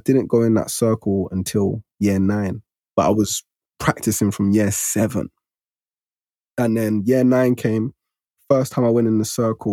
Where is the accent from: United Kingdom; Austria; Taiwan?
United Kingdom; London; growing up where I grew up in Broccoli at the time, it was deemed as the hood at that time